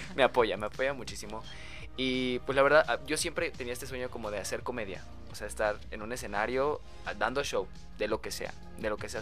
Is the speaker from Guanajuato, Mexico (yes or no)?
no; Oaxaca, Mexico; moved away as an adult; also born or lived in Puebla; soy de Oaxaca y me mudé a Puebla, o sea, yo era foráneo